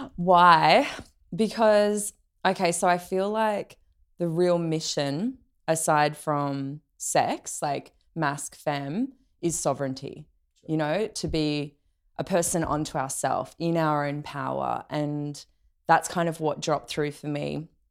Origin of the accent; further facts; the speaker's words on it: Australia; growing up in Australia